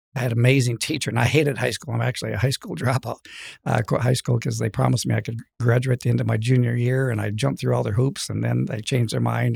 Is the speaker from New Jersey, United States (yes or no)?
no; LaGrange, Wyoming, United States; also born or lived in Michigan; my dad was a preacher, and he moved us to Lagrange, excuse me, Wyoming